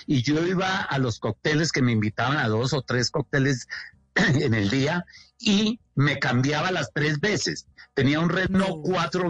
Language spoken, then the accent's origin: Spanish; Colombia; moved away as an adult; also born or lived in New York; no quiero estar aquí en Colombia más, me quiero ir, pero me fui. Me fui con un álbum de fotografías a Nueva York